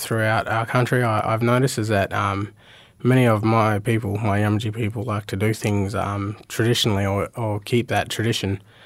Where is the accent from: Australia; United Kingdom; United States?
Australia; Meekatharra, Western Australia; moved away; also born or lived in Port Hedland / Mount Magnet; I was I was born in Port Hedland, um, raised in Meekatharra and Mount Magnet, and then I spent, uh, came here and spent about, uh, twelve years or thirteen years here now.